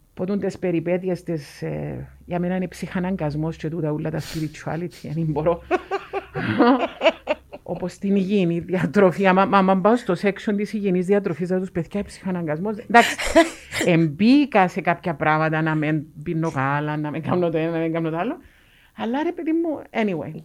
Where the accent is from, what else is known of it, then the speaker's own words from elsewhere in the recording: Cyprus; Είμαι ούλη Κύπρο